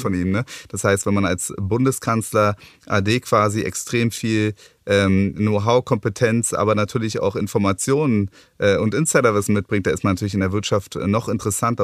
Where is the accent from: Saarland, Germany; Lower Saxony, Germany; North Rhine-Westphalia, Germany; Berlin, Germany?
Berlin, Germany; Ich bin eben Ur-Berliner